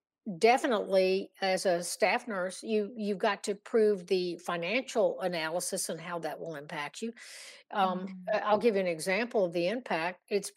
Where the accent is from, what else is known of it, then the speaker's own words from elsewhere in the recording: Virginia, United States; Yeah, I'm from Virginia.